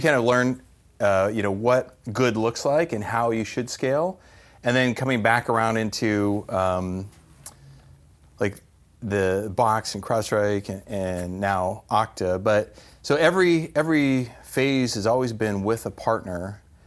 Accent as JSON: {"language": "English", "region": "New Mexico", "country": "United States", "tie": "born or raised there", "also_born_or_lived": "California / San Francisco Bay Area", "moved": "yes", "lives_now": "Arizona, United States", "said": "Always in the Southwest, so New Mexico is where I grew up."}